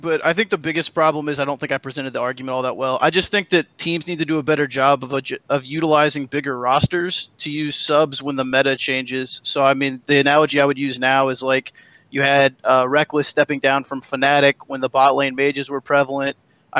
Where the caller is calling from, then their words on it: Columbia, Missouri, United States; Columbia, Missouri.